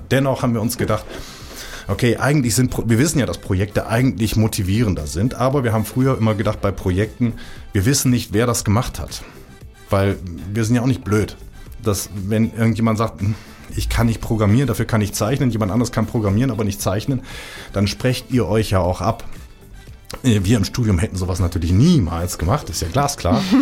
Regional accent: Rhineland, Germany; Ich bin im Rheinland groß geworden. Da ist der Umgangston sowieso ein klein bisschen anders als in der Schweiz.

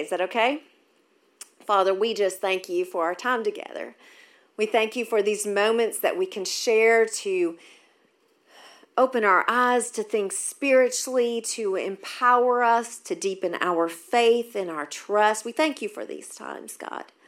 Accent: Maryville, United States; moved away; I was raised in Maryville, so this is awesome to be back in my hometown

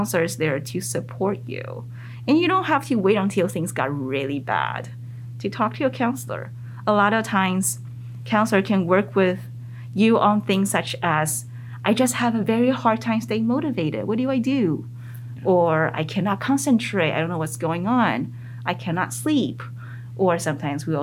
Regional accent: Taiwan; first language Mandarin; English is a second language; also born or lived in North America; now in United States; I was born in Taiwan. At the very beginning, I see myself as Taiwanese. Mm. And then my family immigrated to North America.

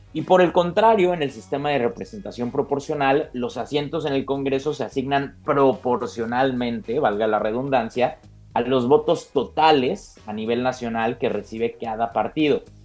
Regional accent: Mexico; los mexicanos

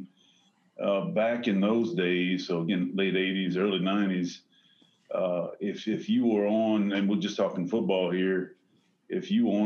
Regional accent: Bayou Lafourche, South Central Louisiana, United States; I'm originally from Baie Lafourche, which is South Central Louisiana.

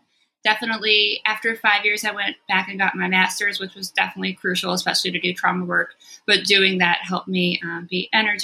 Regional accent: Long Island, New York, United States; moved away as an adult; also born or lived in France; now in Philadelphia, United States; I was born in France. When I was 2, we came back to the States, where my dad is from, and I grew up on Long Island. I came to Philly to go to Temple in 1995, and I'm still here.

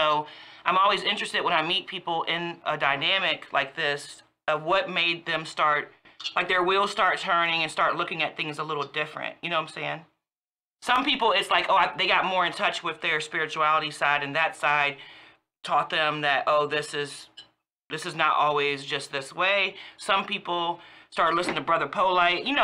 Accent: Woodbridge, Virginia, United States; now in Fredericksburg, United States; I'm from Woodbridge, Virginia, all day.

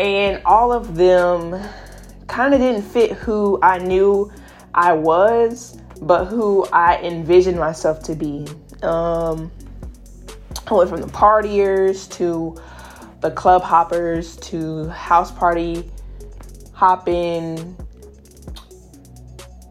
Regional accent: South Carolina, United States; moved away as an adult; also born or lived in Alabama; I moved from South Carolina to Alabama

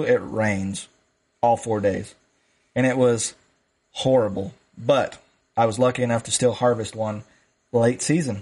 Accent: South Dakota, United States; moved away; when I was growing up in South Dakota on the ranch

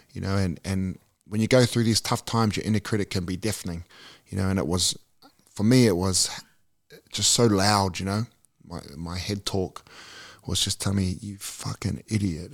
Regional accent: New Zealand; born or raised there; also born or lived in Australia

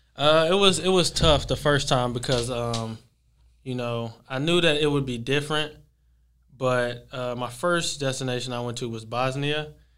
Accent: Texas, United States; from, uh, from Texas.

